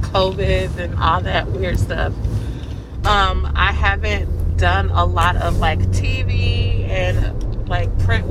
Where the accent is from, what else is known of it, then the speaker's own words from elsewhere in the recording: Round Rock, Texas, United States; moved away as an adult; now in Chicago, United States; I grew up right outside of Austin, a suburb called Round Rock.